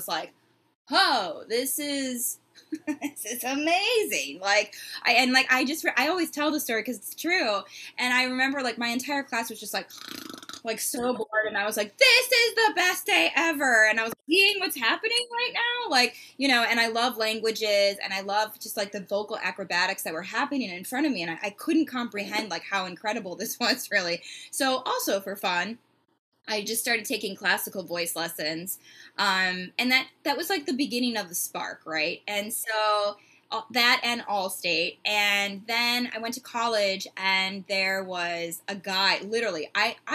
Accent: Chicago, Illinois, United States; moved away as an adult; also born or lived in Vienna; it's where I grew up in Chicago, a suburb of Chicago

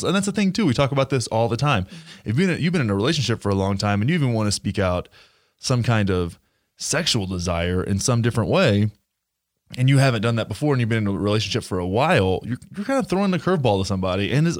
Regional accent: Graham, Texas, United States; I always look back and think about like growing up in Graham, Texas, right?

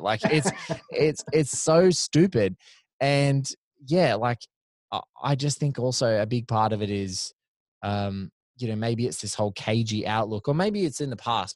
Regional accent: Australia; we're both Aussies

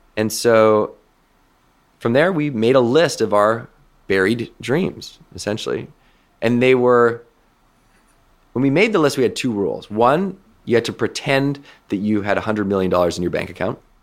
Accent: west coast of Canada, Canada; where I grew up on the West Coast of Canada

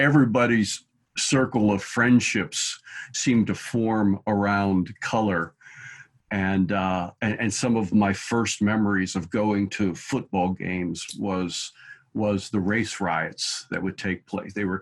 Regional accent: Pittsburgh, Pennsylvania, United States; I was raised in Pittsburgh and attended high school in the 70s.

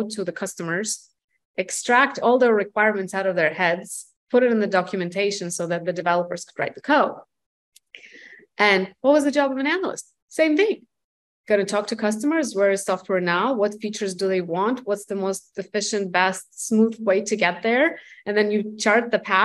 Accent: Russia; moved away as an adult; now in United States; I'm from Russia. I moved here in 2006 to the United States

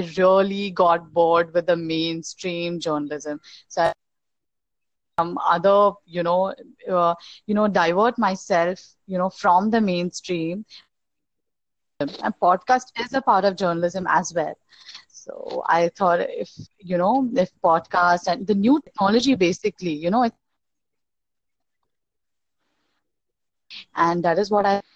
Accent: India; I'm from India

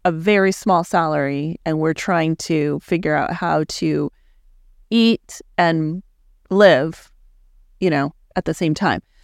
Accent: El Paso, Texas, United States; moved away as an adult; now in Dallas, United States; I grew up in El Paso, Texas

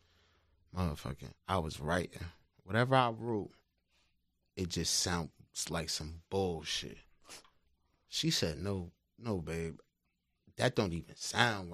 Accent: Willingboro, New Jersey, United States; moved away as an adult; now in North Jersey, United States; I'm from South Jersey. I stay up North Jersey now

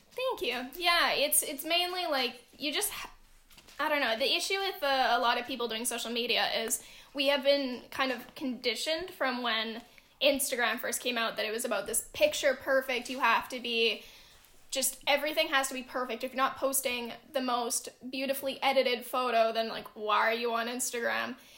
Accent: Canada; I'm Canadian

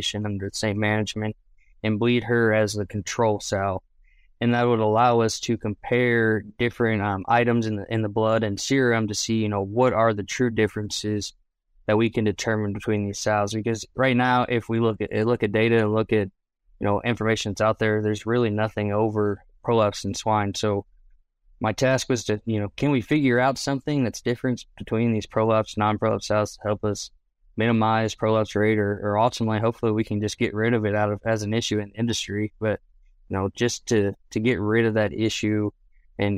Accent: Maryland, United States; moved away as an adult; now in Oklahoma, United States; I'm originally from Maryland. I grew up 45 minutes from Baltimore and 45 minutes from Washington, D.C.

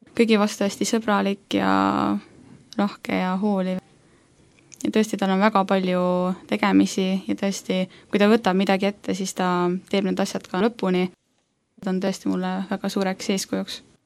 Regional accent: Saare County, Estonia; now in Tallinn, Estonia; olen siis äh, sündinud ja kasvanud üles Saaremaal

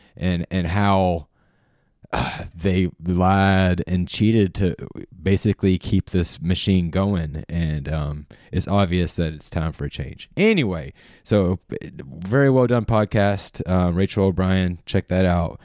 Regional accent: Charlotte, North Carolina, United States; growing up in Charlotte, North Carolina

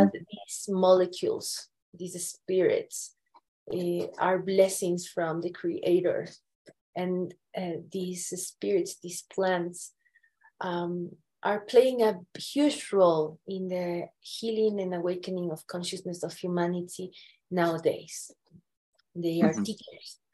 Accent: Andean Mountains of Ecuador, Andes, Ecuador; moved away; I was born and raised in the Andean Mountains of Ecuador.

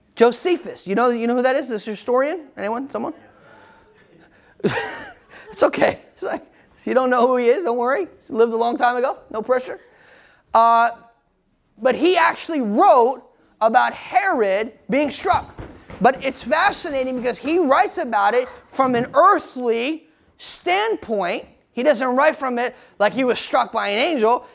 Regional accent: United States; I'm American too

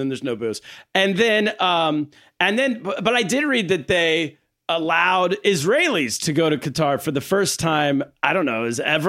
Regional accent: United States; also born or lived in China; growing up in America.

